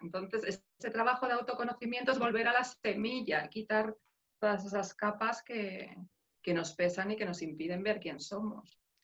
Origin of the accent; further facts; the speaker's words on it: Madrid, Community of Madrid, Spain; moved away as an adult; now in Belgium; yo soy de Madrid, entonces 25 años de mi vida he vivido ahí